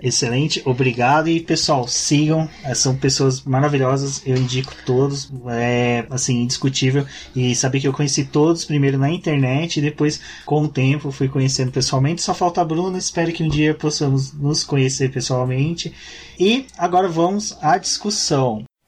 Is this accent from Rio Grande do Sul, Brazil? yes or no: no; Minas Gerais, Brazil; now in São Paulo, Brazil; eu sou de uma região que não sofre tanto preconceito, que é Minas Gerais